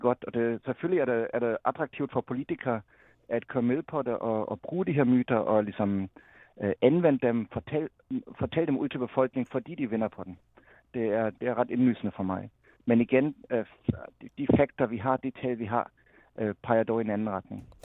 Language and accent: Danish; Germany; moved away; som tysker